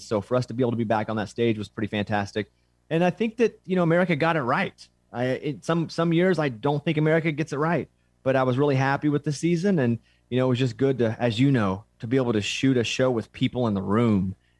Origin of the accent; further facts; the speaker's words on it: Arkansas, United States; I'm from Arkansas.